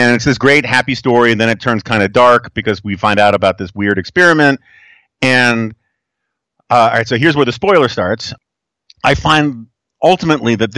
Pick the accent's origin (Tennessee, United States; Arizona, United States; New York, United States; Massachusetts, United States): New York, United States; New York City; Growing up in New York City